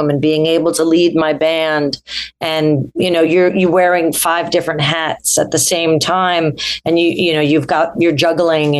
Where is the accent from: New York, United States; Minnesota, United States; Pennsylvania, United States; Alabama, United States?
New York, United States; New York City; I'm a songwriter from New York City